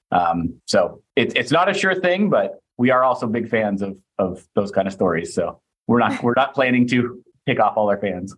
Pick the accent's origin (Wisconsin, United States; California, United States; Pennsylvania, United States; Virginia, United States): California, United States; foothills towards Tahoe, Northern; moved away; I grew up in Northern California uh, in the foothills up towards Tahoe